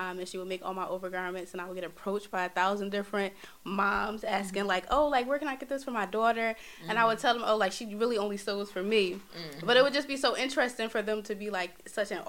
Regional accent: Philadelphia, Pennsylvania, United States; I'm from Philadelphia. Born and raised in Philadelphia

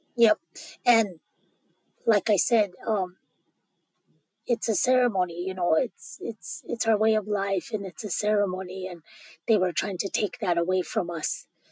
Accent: Pine Ridge, South Dakota, United States; moved away as an adult; now in Wagner, United States; I'm originally from the Oglala Sioux tribe in Pine Ridge, South Dakota.

